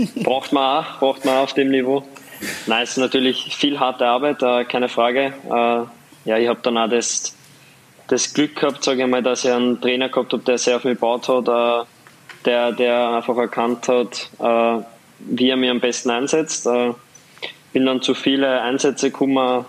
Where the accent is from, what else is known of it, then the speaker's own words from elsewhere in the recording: Waldviertel, Lower Austria, Austria; accent: Waldviertler Dialekt; moved away; mein Waldviertler Dialekt